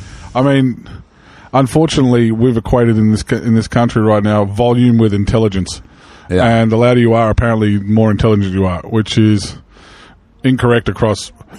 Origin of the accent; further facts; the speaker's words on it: Arkansas, United States; I'm from Southern Arkansas, yes.